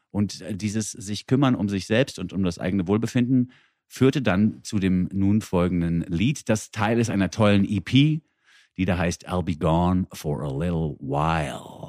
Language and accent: German; Frankfurt am Main, Hesse, Germany; moved away; Mir als Frankfurter